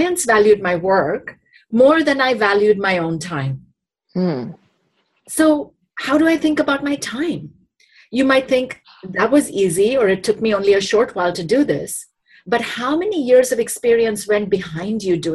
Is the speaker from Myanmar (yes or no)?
no; India; moved away as an adult; now in United States; sponsored me to come to the US and continue my education from growing up in India